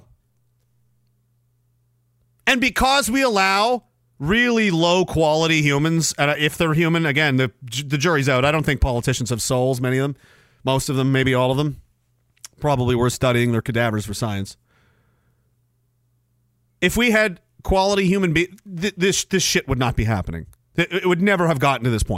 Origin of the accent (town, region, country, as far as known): Canada